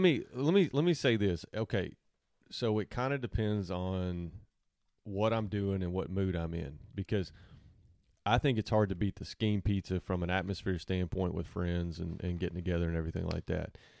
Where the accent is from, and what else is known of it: Salina, Kansas, United States; moved away as an adult; now in Arkansas, United States